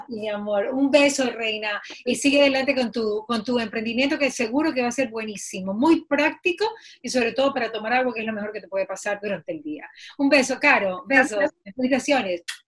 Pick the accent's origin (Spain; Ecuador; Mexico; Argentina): Ecuador; Bahía de Caráquez, Manabí; yo soy de Bahía y el agua potable siempre ha sido una debilidad en Bahía